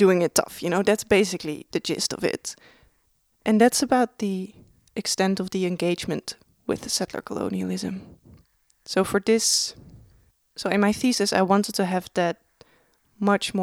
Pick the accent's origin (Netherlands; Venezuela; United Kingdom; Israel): Netherlands; now in Melbourne, Australia; I'm coming from the Netherlands